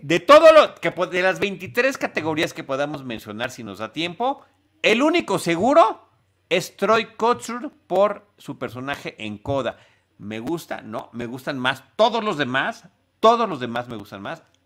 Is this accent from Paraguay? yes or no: no; Mexico; como mexicano, como ciudadano global, por, supuesto, pero como mexicano